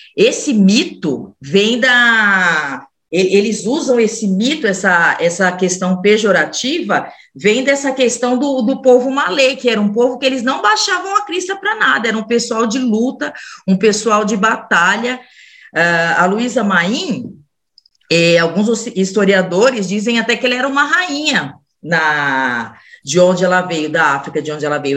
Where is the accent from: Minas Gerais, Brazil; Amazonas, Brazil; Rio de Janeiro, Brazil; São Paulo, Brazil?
São Paulo, Brazil; Mauá; also born or lived in São Bernardo do Campo; Mauá me adotou né, em 1985, dia 1 de janeiro, mas eu nasci na favela do Calux, dia 13 de dezembro de 79